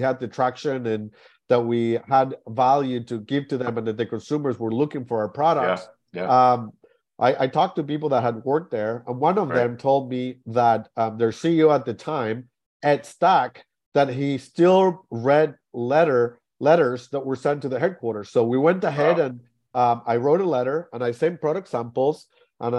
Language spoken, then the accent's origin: English; Argentina; also born or lived in Shanghai, China; now in United States; that's where I grew up playing in Argentina as well